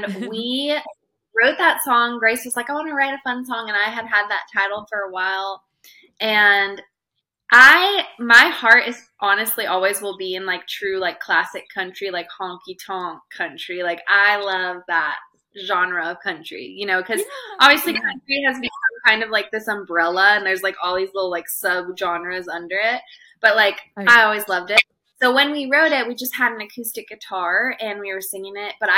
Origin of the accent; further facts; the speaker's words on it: Montana, United States; now in Nashville, United States; I grew up in Montana